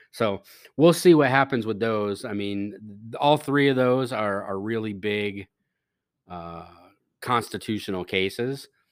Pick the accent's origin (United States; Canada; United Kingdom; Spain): United States; we as the American citizenry